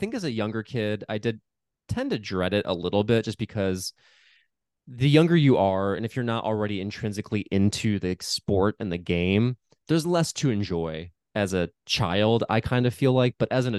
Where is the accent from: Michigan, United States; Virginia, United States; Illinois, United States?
Illinois, United States; Chicago; because I grew up in and around Chicago